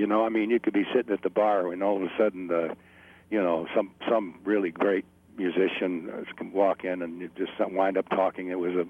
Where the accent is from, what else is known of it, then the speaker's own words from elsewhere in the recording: Stamford, Connecticut, United States; moved away as an adult; also born or lived in New York / North Carolina; But I was born, grew up in the Stamford, Connecticut area.